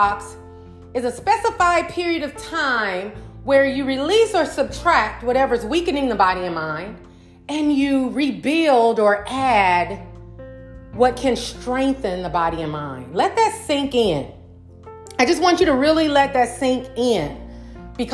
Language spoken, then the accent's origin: English; St. Louis, Missouri, United States; my hometown, St. Louis, Missouri